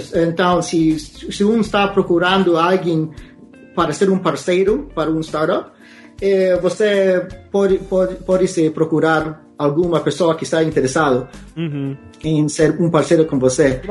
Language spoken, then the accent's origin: Portuguese; Alaska, United States; Portuguese is a second language; moved away as an adult; also born or lived in New Jersey / Portland, Oregon; now in Canada; eu nasci em Nova Jersey. É, eh, meu, me eh, criei em, em Alaska. É, eh, vivia em Alaska até os é, 18 anos